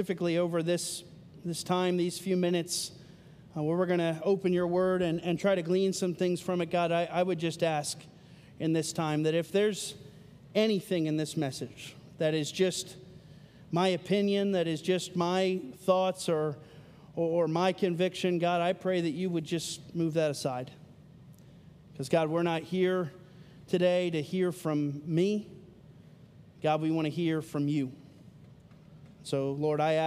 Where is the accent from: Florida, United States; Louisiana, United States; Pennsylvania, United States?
Pennsylvania, United States; now in Marietta, United States; I live in Marietta. Love living in Marietta. I am from Pennsylvania